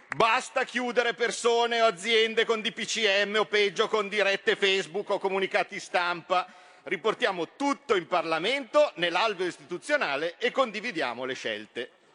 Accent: Como, Lombardy, Italy; io sono di Como, confino con la Svizzera

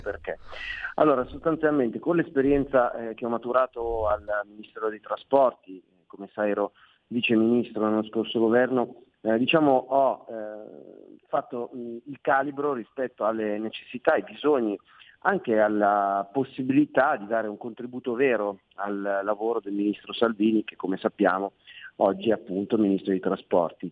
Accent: Milan, Lombardy, Italy; non sono veneziano, sono milanese

